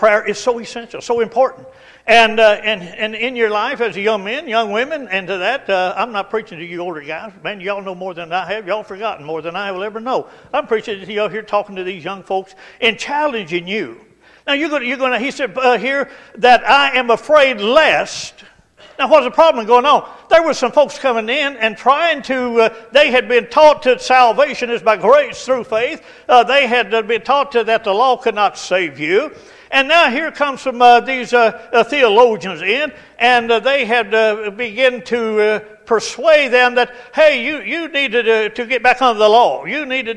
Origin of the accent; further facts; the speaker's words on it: Estill County, Kentucky, United States; I grew up in, over in Estill County, and out in the country there